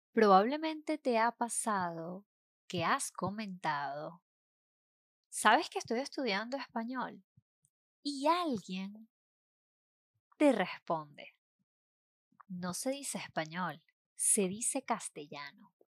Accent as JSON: {"language": "Spanish", "country": "Venezuela", "tie": "born or raised there", "said": "En Venezuela, por ejemplo, país donde yo nací y estudié"}